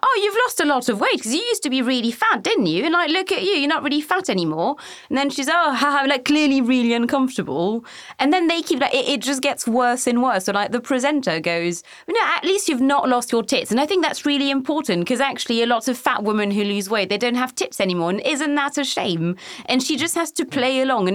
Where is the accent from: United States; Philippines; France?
France; I was born in 91 and obviously I grew up in France